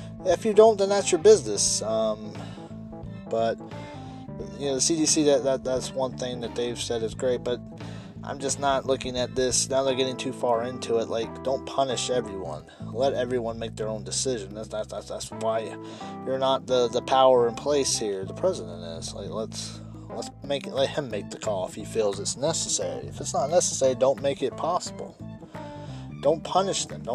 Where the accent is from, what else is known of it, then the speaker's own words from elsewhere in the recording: United States; as an American